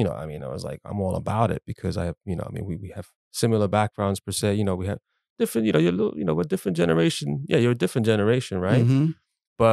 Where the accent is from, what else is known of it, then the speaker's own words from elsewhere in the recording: Puerto Rico; I know I come from Puerto Rico, but I know Puerto Rico is part of the United States.